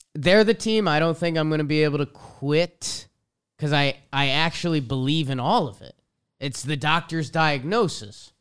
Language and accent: English; East Coast, United States; We're from the East Coast